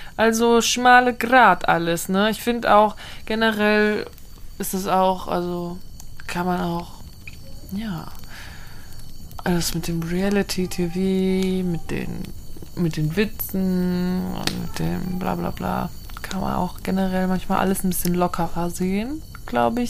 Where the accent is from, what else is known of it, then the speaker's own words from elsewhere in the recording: Austria; Ich bin aus Österreich.